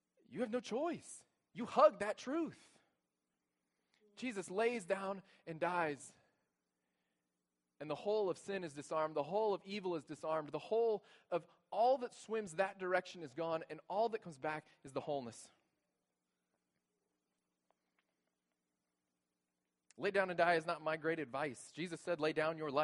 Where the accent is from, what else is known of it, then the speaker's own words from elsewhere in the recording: Texas, United States; moved away as an adult; now in Grand Rapids, United States; we're new here. We're from Texas, and this is new to us.